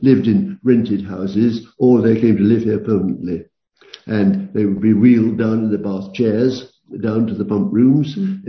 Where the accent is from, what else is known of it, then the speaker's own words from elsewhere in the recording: London, United Kingdom; moved away as an adult; now in Leamington Spa, United Kingdom; I was born in London